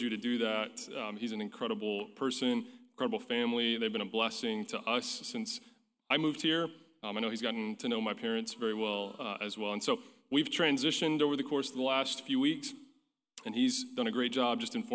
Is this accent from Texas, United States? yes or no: yes; Pampa, Texas, United States; growing up in Pampa, Texas, First Baptist Church